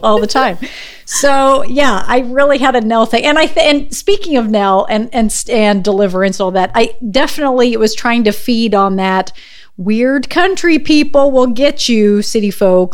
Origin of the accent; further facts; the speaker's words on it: Missouri, United States; I'm from Missouri